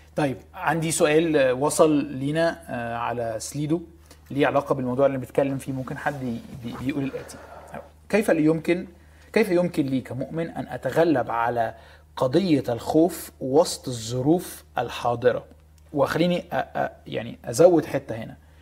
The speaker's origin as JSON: {"language": "Arabic", "country": "Egypt", "said": "احنا في مصر"}